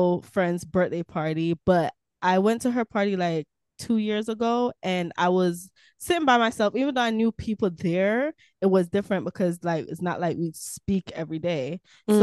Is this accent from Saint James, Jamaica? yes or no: yes; Montego Bay, Saint James, Jamaica; also born or lived in Kingston, Jamaica; now in Florida, United States; Montego Bay technically is my hometown because I was born and raised there for a while